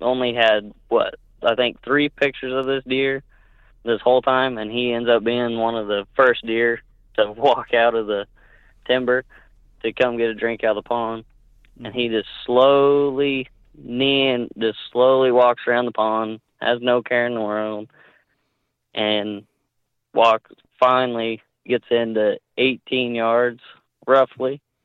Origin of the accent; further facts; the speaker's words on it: Northwest Oklahoma, United States; born and raised in Nor-, Oklahoma, Northwest Oklahoma.